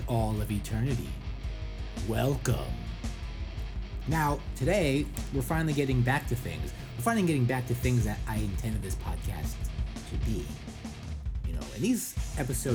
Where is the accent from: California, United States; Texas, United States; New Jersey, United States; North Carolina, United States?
New Jersey, United States; Lyndhurst; as a kid in the 1980s, growing up in Lyndhurst, New Jersey, these kids existed in my town, too.